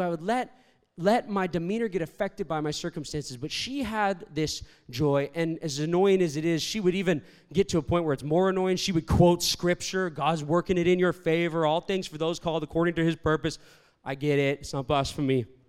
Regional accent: Toronto, Ontario, Canada; moved away as an adult; also born or lived in Virginia, United States; I'm Canadian, I'm from Toronto, but I went to school in Virginia, a university called Liberty University

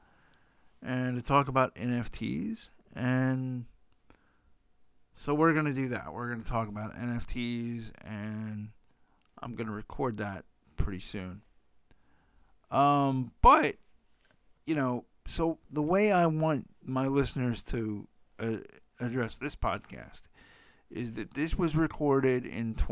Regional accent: United States; I am an American

